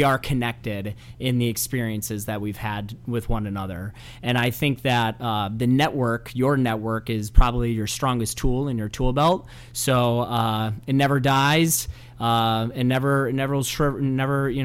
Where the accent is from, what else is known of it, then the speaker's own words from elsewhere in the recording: La Grange, Illinois, United States; Little Joe's is a little place kind of near my hometown. I grew up in LaGrange.